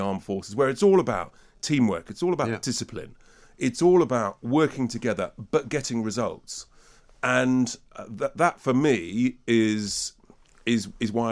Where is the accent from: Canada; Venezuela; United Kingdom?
United Kingdom; London; as a Londoner